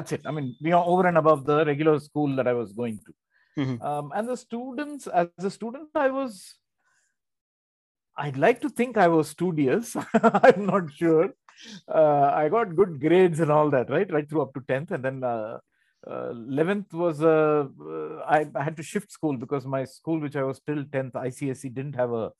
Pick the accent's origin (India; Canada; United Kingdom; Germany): India; Bangalore, Karnataka; first language Tamil; English is a second language; also born or lived in Tamil Nadu; I'm basically born and brought up in Bangalore. My mother tongue is Tamil.